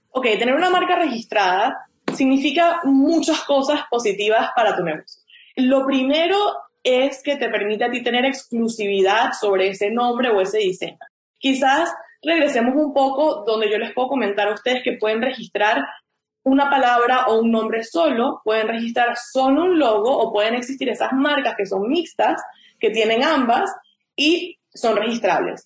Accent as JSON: {"language": "Spanish", "country": "Venezuela", "also_born_or_lived": "Chicago, United States", "moved": "as an adult", "lives_now": "United States", "said": "Yo soy un abogado venezolano este, me gradué de la Universidad Católica Andrés Bello"}